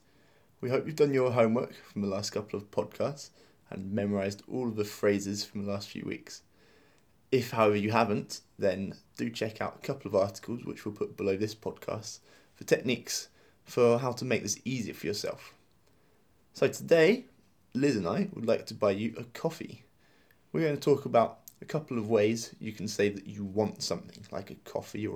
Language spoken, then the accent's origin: English; England, United Kingdom; as English people